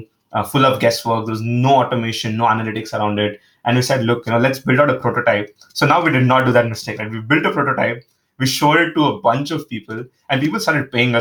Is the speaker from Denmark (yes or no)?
no; Mumbai, Maharashtra, India; I'm originally from India, Mumbai specifically. Grew up there